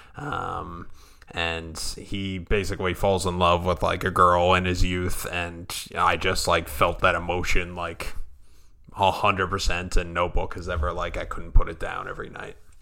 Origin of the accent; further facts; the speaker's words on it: Long Island, New York, United States; growing up on Long Island